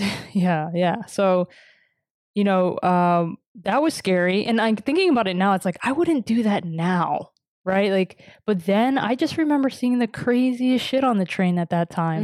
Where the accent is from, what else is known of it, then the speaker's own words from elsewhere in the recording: New York City, New York, United States; moved away; I grew up in Washington Heights